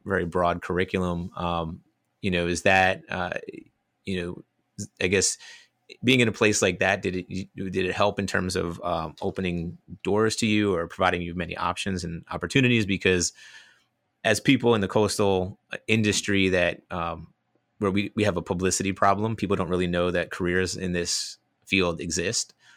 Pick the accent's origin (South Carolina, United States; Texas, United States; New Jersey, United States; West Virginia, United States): New Jersey, United States; accent: New Jersey; moved away as an adult; also born or lived in Gainesville, Florida; now in Australia; growing up in North Jersey, I have a little bit of a New Jersey accent